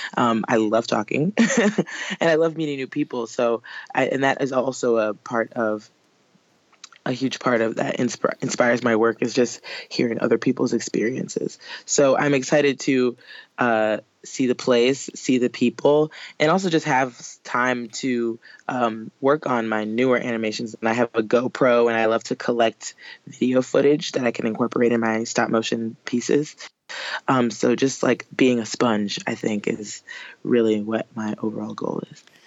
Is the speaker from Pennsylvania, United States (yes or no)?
no; New Orleans, Louisiana, United States; New Orleans, uh, where I'm from